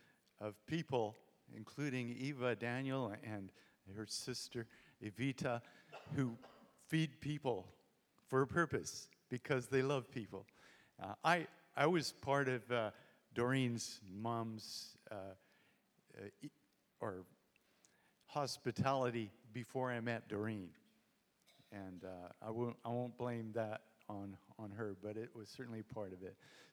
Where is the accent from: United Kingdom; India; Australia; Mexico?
India; born there; I was born in India. … so the expectations for missions were great.